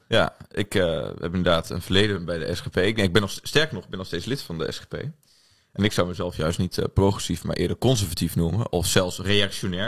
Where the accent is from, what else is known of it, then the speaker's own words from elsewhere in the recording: Oldebroek, Gelderland, Netherlands; moved away as an adult; now in Amsterdam, Netherlands; Ik kom uit, uh, uit Oldebroek. Ik weet niet of je weet waar dat ligt. Eh, in de buurt bij Zwolle. ik studeer hier in Amsterdam.